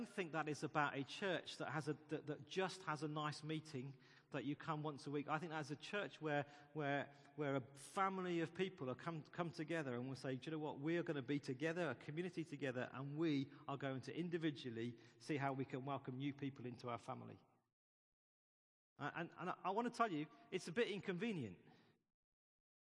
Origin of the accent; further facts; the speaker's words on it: United Kingdom; We're British